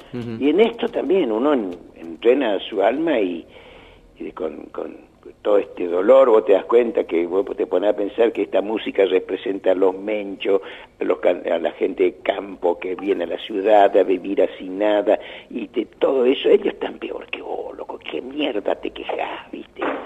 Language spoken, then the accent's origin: Spanish; Argentina; que soy tan argentino